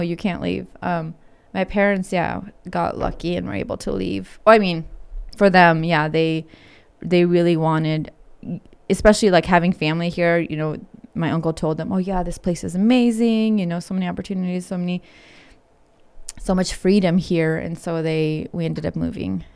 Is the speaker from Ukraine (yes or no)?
yes; Ukraine; moved away; I was born in Ukraine